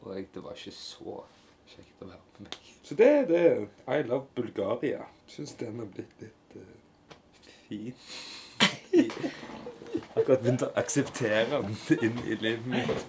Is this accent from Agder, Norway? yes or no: no; Hillevåg, Rogaland, Norway; jeg òg kommer tilbake igjen her til Hillevåg, ja. til min hjemby